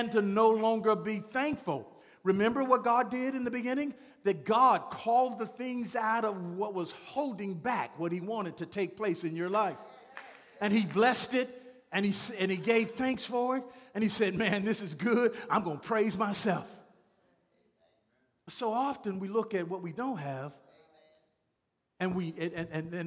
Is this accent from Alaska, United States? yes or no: no; Shreveport, Louisiana, United States; I'm from Shreveport, Louisiana.